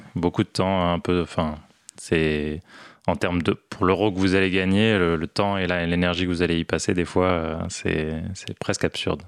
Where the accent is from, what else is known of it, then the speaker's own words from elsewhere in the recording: Morocco; also born or lived in Toulouse, France; now in Paris, France; J'ai grandi au Maroc